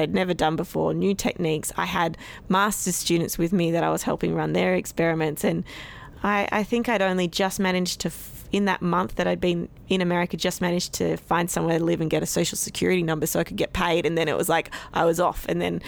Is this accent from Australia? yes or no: yes; Sydney, New South Wales, Australia; I'm initially from Sydney